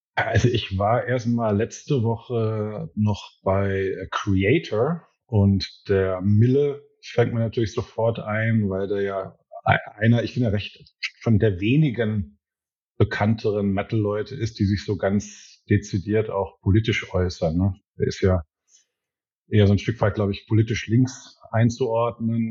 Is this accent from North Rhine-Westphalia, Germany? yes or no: yes; Ruhr area, North Rhine-Westphalia, Germany; ich komme ja auch aus dem Pott